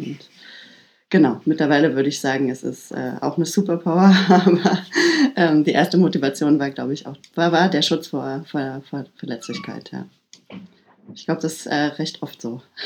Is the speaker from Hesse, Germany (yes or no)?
no; Halle, Saxony-Anhalt, Germany; ich komme ähm, aus Ostdeutschland. Ich komme aus Halle, Halle an der Saale. Bin äh, sechs Jahre alt gewesen, als die Mauer gefallen ist